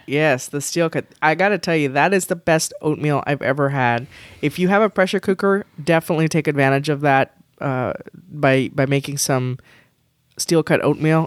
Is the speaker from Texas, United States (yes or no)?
yes; Texas, United States; I'm from Texas